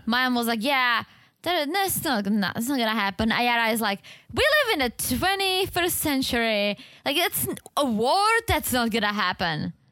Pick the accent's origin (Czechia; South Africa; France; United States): Czechia; English is a second language; moved away